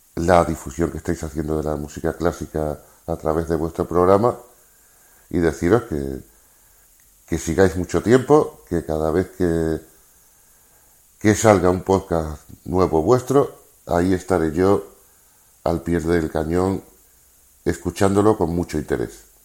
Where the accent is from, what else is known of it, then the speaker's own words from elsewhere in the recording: Seville, Andalusia, Spain; mi infancia en Sevilla, donde yo me crié